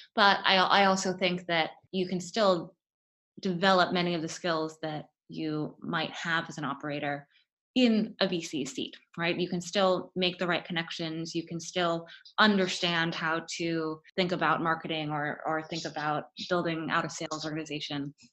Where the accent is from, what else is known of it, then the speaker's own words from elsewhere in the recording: Florida, United States; moved away as an adult; also born or lived in Stanford, California; I grew up in Florida and I went to Stanford for undergrad